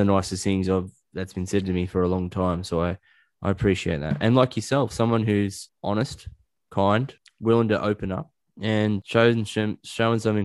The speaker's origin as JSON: {"language": "English", "area": "Hunter Valley", "region": "New South Wales", "country": "Australia", "tie": "born or raised there", "also_born_or_lived": "Dubbo / Scotland", "said": "I'm from Nui, which is very close"}